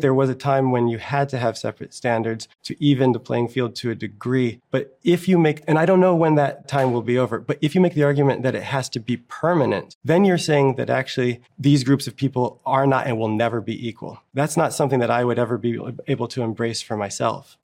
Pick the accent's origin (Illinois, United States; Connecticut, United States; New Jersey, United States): New Jersey, United States; not far from Newark; I grew up in New Jersey, not far from Newark, New Jersey